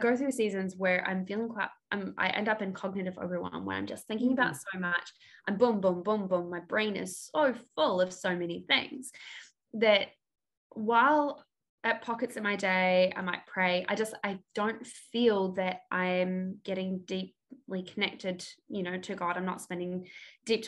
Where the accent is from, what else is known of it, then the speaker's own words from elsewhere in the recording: New Zealand; I am from New Zealand.